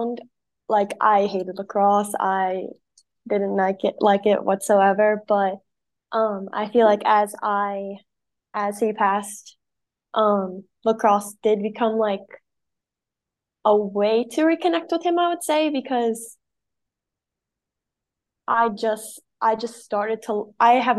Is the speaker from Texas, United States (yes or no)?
no; Bel Air, Maryland, United States; I grew up in Bel Air, Maryland